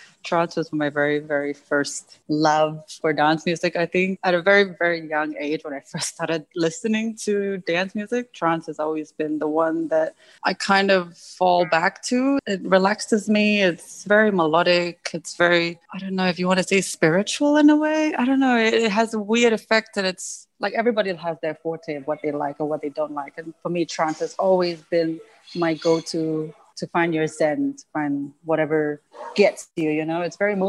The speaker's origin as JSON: {"language": "English", "country": "United States", "tie": "born or raised there", "said": "And I think growing up in the States kind of helped almost boost it a little bit because the variety of music is so wide"}